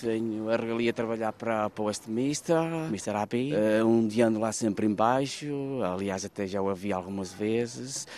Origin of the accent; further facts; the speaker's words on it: Vila Nova de Paiva, Centro, Portugal; moved away as an adult; now in London, United Kingdom; Eu sou de Vila Nova de Paiva, distrito de Viseu.